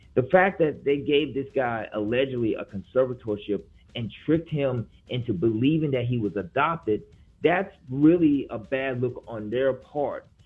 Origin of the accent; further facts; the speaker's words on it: Memphis, Tennessee, United States; now in New Orleans, United States; I grew up in Memphis